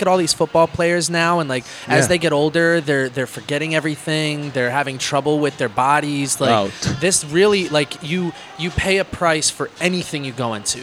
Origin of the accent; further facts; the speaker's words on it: Northeast, United States; I grew up in the Northeast too